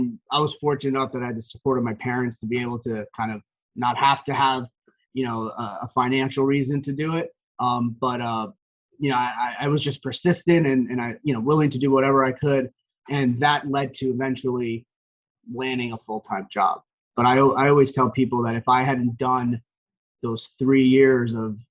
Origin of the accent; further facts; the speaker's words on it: Parsippany, New Jersey, United States; now in Montville, United States; Born and raised in Parsippany, New Jersey, which is basically a town in Morris County.